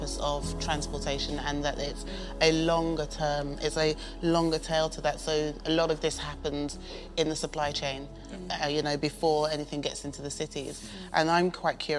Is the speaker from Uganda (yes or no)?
no; London, United Kingdom; I grew up in London